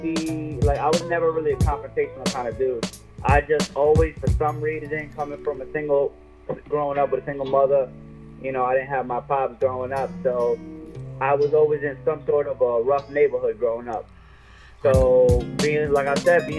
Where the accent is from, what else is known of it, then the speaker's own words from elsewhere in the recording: Brentwood, New York, United States; also born or lived in Bronx, New York; I'm from Brumbo, Long Island. Initially, I was born in the Bronx, you know, so I started out my life out there early on. Came out to Long Island. I spent the rest of my life out here, man. I've been in Brentwood